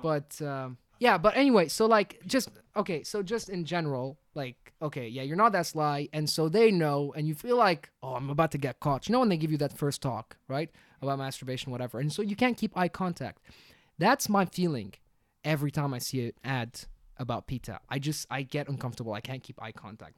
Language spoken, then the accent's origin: English; Tunisia; moved away; also born or lived in London / Abu Dhabi; I love my home country more than anything. I'm Tunisian.